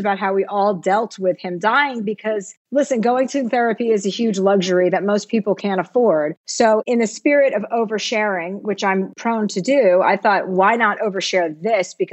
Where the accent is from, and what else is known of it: New Jersey, United States; moved away as an adult; now in California, United States